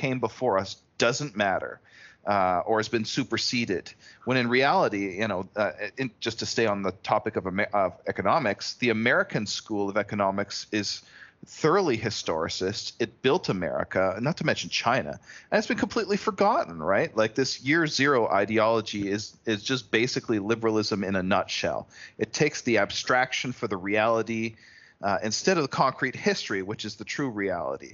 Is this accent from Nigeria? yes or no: no; Canada; as a Canadian myself